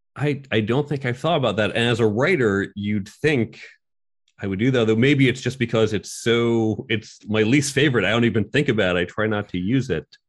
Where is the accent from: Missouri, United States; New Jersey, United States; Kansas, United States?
New Jersey, United States; outside of New York; I grew up outside of New York, Chicago, New Jersey.